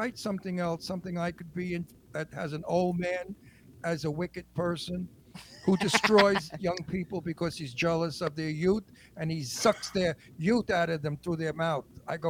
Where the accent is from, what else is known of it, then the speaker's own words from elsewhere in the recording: New York, United States; moved away; But I'm still a New Yorker.